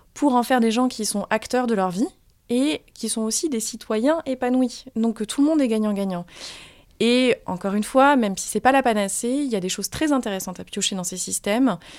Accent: Limoges, Nouvelle-Aquitaine, France; moved away as an adult; also born or lived in New York / Nairobi; now in Paris, France; je suis de Limoges

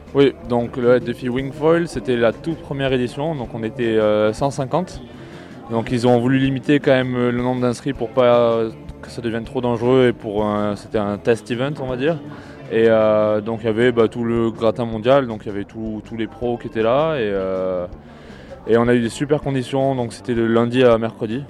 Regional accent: Sigean, Occitania, France; moved away as an adult; now in Australia; moi, je viens de Sijan, euh, du coup, dans, dans l'Aude. Et, euh, ça fait maintenant un peu plus de quatre ans que j'habite en Australie

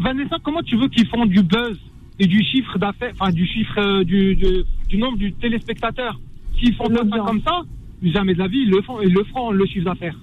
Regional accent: Morocco; now in France; moi, je suis marocain

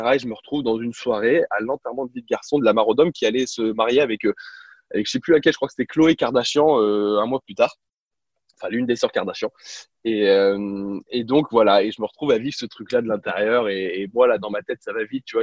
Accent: France; accent: French; also born or lived in United States / La Rochelle; comme tous les Français, alors oui, euh, oui, euh, j'ai passé quatre ans aux États-Unis, je parle anglais couramment, mais, mais évidemment que j'ai gardé un petit peu d'accent

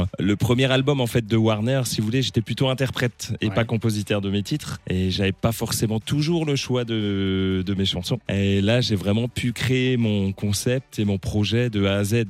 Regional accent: Neewiller-près-Lauterbourg, Grand Est, France; j'ai grandi et j'ai baigné en fait dans cette culture franco-allemande, étant donné que je viens de Névillers près Lauterbourg, donc c'est tout proche de la frontière

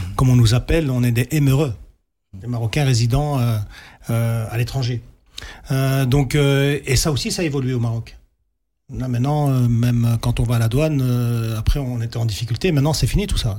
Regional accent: Belgium; on est belge, on est fier de la Belgique, on est fier d'être né ici

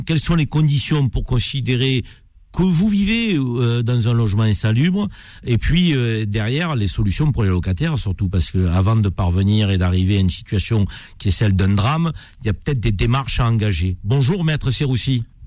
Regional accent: Avignon, Provence-Alpes-Côte d'Azur, France; je suis né à Avignon, dans la cité des papes

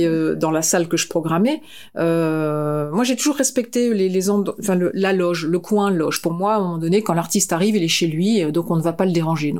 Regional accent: Lille, Hauts-de-France, France; also born or lived in Picardy / Lyon / Saint-Quentin / Belfort; now in Strasbourg, France; je suis née à Lille. J'ai grandi à Lille. Je suis, une, une ch'timi, pure, souche. et euh, j'ai grandi en Picardie

